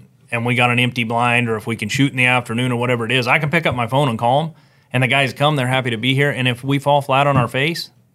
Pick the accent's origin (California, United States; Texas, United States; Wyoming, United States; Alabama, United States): California, United States; Yuba City; I grew up here in Yuba City, Sutter area.